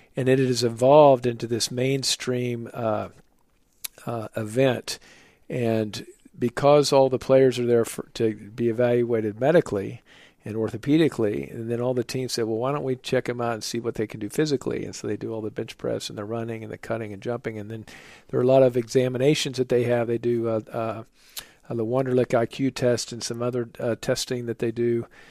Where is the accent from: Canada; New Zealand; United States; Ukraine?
United States; Oklahoma; moved away as an adult; also born or lived in New York City; now in Charlotte, United States; I'm a Midwesterner from my, uh, background from Oklahoma